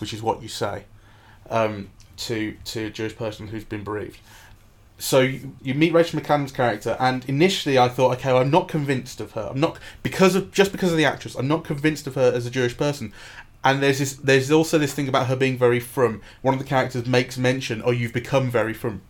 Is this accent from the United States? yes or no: no; England, United Kingdom; as an English Jew myself